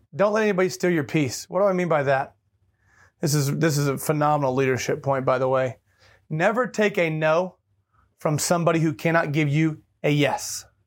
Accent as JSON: {"language": "English", "town": "Tulsa", "region": "Oklahoma", "country": "United States", "tie": "born or raised there", "moved": "yes", "said": "I was born in Tulsa, Oklahoma"}